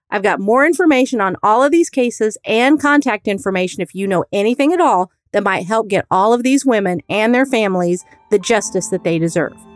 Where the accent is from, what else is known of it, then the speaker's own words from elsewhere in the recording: Indiana, United States; I grew up in Indiana